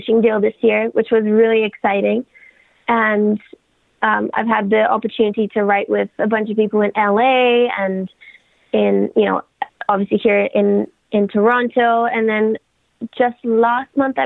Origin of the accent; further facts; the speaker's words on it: Bulgaria; also born or lived in United Kingdom; now in Canada; I am from, like, I grew up in Bulgaria. Okay. And then in the UK